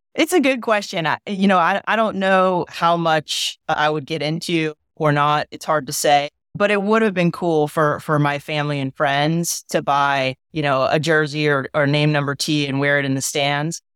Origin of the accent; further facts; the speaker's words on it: San Diego, California, United States; moved away as an adult; also born or lived in North Carolina; I grew up in Southern California, played on the boys' baseball team in high school for La Jolla High